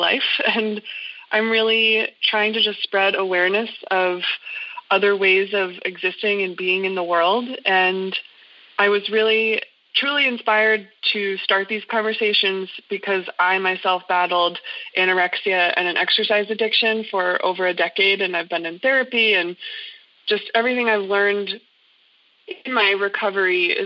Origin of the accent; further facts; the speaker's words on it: New Hampshire, United States; now in Greenville, United States; I'm originally from New Hampshire